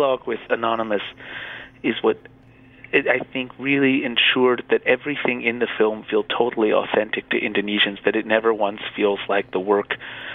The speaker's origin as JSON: {"language": "English", "country": "United States", "said": "me being American"}